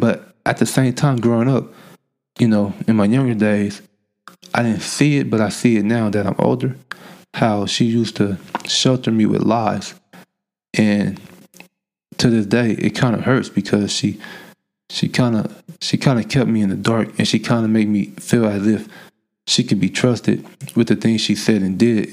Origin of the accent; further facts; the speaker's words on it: Oakland, California, United States; Growing up in Oakland